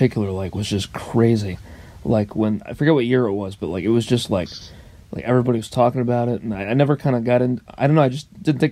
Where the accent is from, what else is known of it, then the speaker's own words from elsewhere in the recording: Orange, California, United States; moved away; also born or lived in Grand Valley (college); I was born in Orange, California.